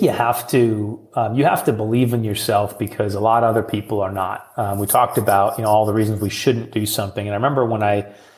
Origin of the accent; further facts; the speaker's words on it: Midwest, United States; being a Midwesterner. You know, they call us Midwest nice